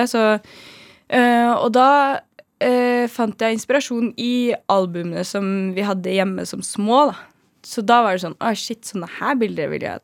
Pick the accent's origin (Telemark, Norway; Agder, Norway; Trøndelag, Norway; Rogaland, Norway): Trøndelag, Norway; Trondheim; now in Oslo, Norway; Og så i tillegg til at når jeg kom til Oslo fra Trondheim, så hadde vi jo ikke noe nettverk.